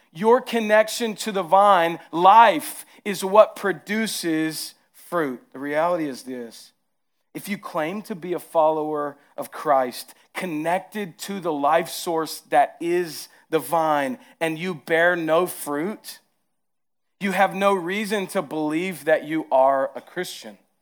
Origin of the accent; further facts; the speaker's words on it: the South, United States; accent: southern; my southern accent comes out heavy